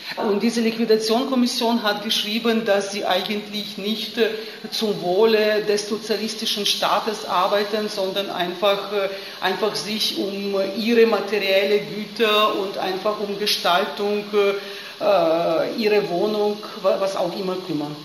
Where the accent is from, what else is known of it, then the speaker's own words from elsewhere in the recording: Lviv, Lviv Oblast, Ukraine; German is a second language; moved away; ich bin aufgewachsen und in die Schule gegangen zur Gorbatschow-Ära. Also die, ich, ich, komme aus Lemberg